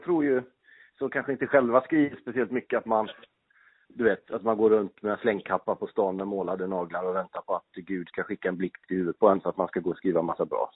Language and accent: Swedish; Gothenburg, Västra Götaland, Sweden; moved away as an adult; also born or lived in Norrköping; now in Stockholm, Sweden; jag är ju uppväxt i Göteborg, bodde i Göteborg mina första 30 år